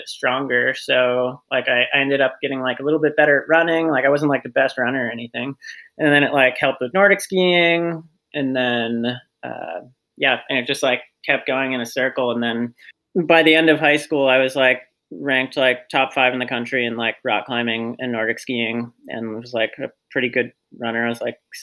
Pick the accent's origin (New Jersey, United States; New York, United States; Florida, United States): New York, United States; Queensbury; Grew up in upstate New York, Queensbury, which is like the foothills of the Adirondacks